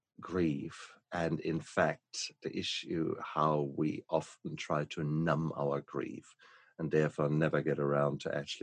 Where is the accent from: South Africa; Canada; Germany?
Germany; moved away; my home country, from Germany